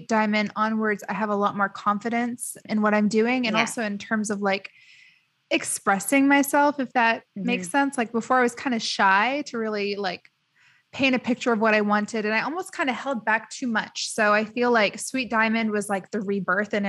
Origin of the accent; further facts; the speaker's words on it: United States; moved away as an adult; now in Dubai, United Arab Emirates; I grew up in the States. So like when I moved to Dubai